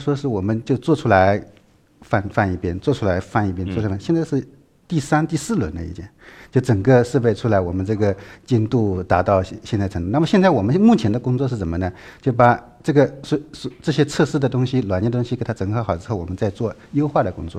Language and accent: Chinese; Dongyang, Zhejiang, China; moved away; 我老家是东阳的。